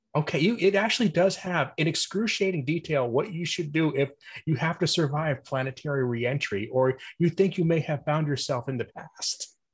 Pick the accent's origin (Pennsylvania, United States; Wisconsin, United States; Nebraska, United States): Pennsylvania, United States; I'm from Pennsylvania too